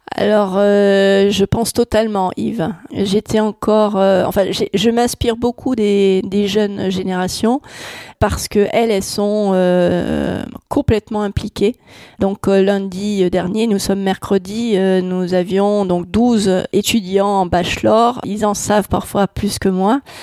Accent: Netherlands; now in France; je suis née aux Pays-Bas

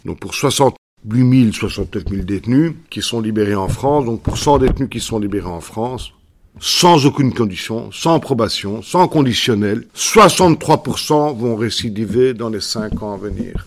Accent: Belgium; chez nous en Belgique

